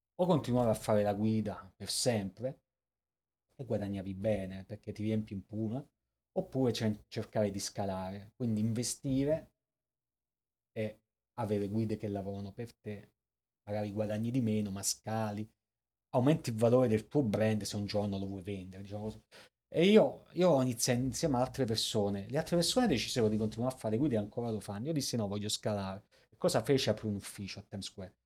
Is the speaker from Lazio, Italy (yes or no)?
no; Salerno, Campania, Italy; moved away as an adult; also born or lived in Caracas, Venezuela; now in New York, United States; vengo da Salerno